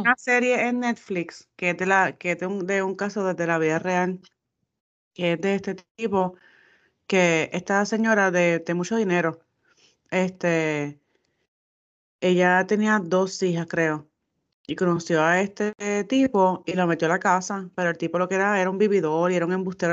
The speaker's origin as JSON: {"language": "Spanish", "country": "Puerto Rico", "said": "los puertorriqueños somos"}